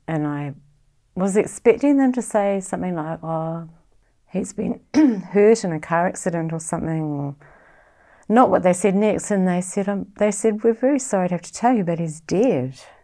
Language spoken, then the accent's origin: English; Auckland, New Zealand; now in Far North, New Zealand; I live in the far north. I grew up in West Auckland